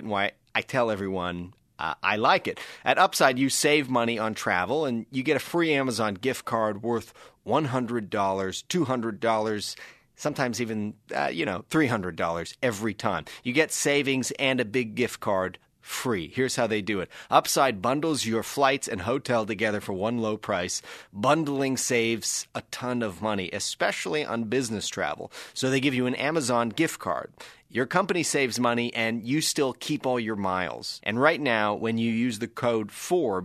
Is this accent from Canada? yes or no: yes; Canada; also born or lived in Washington, D.C.; I'm actually Canadian